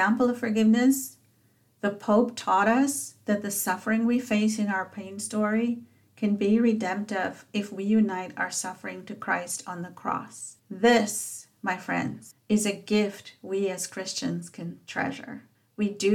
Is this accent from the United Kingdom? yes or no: no; South Africa; as a child growing up in South Africa